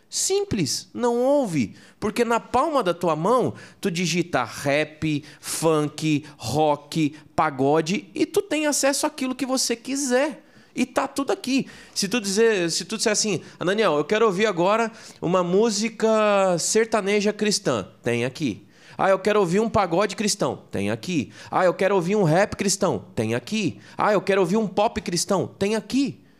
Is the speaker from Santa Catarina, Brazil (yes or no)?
yes; Santa Catarina, Brazil; Eu sou de Santa Catarina.